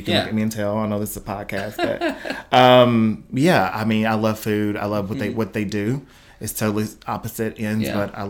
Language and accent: English; Atwood, Tennessee, United States; now in Jackson, United States; I'm actually from Atwood, which is about 40 minutes from here.